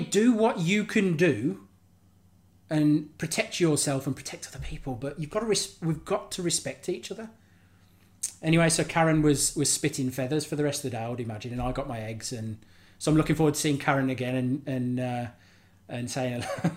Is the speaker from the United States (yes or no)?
no; Birmingham, West Midlands, United Kingdom; now in West Wales, United Kingdom; I'm from Birmingham originally, but I live just down the road, um, and I'm living in West Wales now.